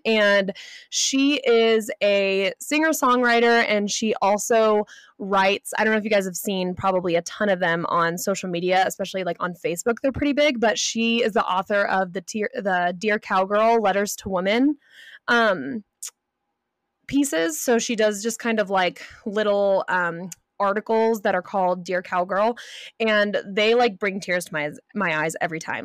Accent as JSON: {"language": "English", "region": "California", "country": "United States", "tie": "born or raised there", "moved": "yes", "said": "I grew up in California."}